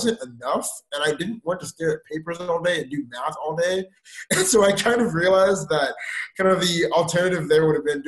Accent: Houston, Texas, United States; now in Waco, United States; I'm from Houston, Texas

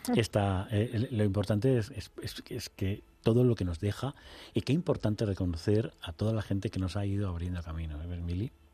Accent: Extremadura, Spain; yo he crecido en un pueblecito de 3.000 habitantes

